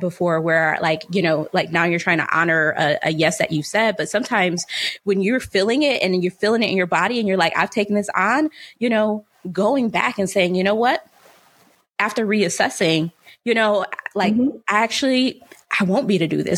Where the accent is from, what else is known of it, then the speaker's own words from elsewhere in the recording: New York, United States; now in California, United States; we're from New York, you know, I moved to California as well too, away from, core family